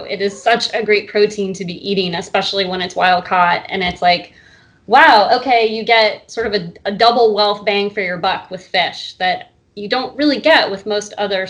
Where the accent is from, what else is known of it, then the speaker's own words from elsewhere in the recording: Seattle, Washington, United States; I grew up in Seattle.